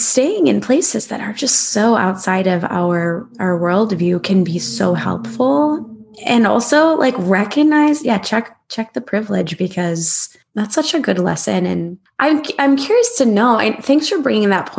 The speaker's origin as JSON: {"language": "English", "country": "United States", "said": "embarrassed to be an American"}